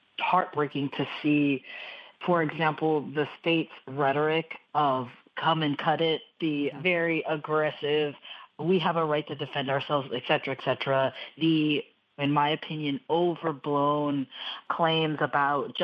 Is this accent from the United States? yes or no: yes; Texas, United States; As a Texan